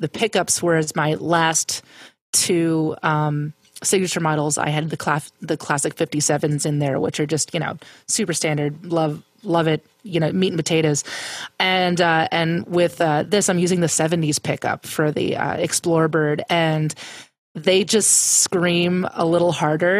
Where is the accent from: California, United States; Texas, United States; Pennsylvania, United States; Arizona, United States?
Pennsylvania, United States; growing up in Pennsylvania